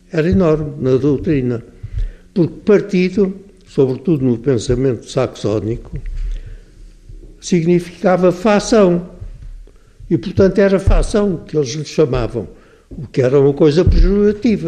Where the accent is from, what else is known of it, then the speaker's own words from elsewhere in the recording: Portugal; nós todos somos portugueses